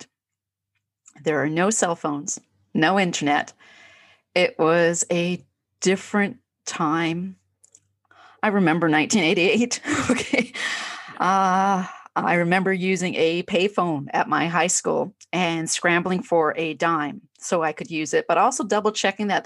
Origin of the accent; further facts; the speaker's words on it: Canada; I'm Canadian